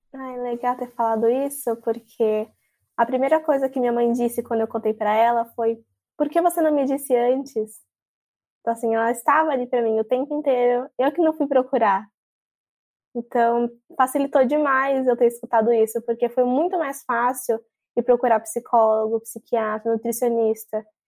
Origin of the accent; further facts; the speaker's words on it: São Paulo, Brazil; now in Praia Grande, Brazil; eu estou morando aqui em Praia Grande, litoral de São Paulo, com minha mãe, mas eu sou de São Paulo, capital